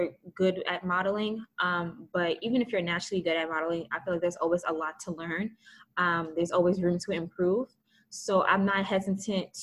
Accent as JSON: {"language": "English", "region": "New Jersey", "country": "United States", "said": "because I'm from Jersey"}